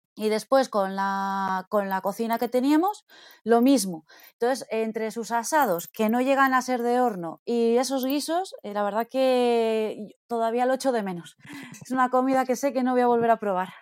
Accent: Villamuriel de Cerrato, Castile and León, Spain; soy de un pueblo que está a 7 kilómetros de Palencia, se llama Villamuria de Cerrato

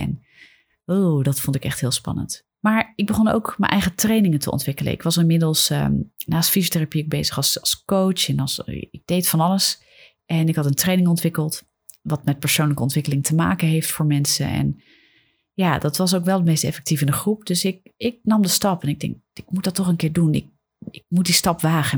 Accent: Netherlands; wij hier in Nederland

